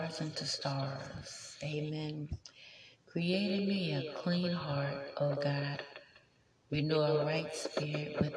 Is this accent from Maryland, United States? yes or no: yes; Maryland, United States; moved away as an adult; now in New York, United States; I was born on a military base, Aberdeen Proving Grounds, Maryland. I went to school in Maryland. I went to college in Maryland.